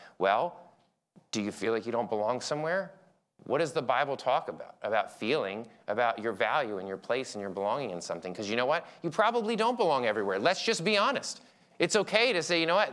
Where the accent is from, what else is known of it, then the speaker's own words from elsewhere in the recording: Philadelphia, Pennsylvania, United States; moved away; I'm from Philly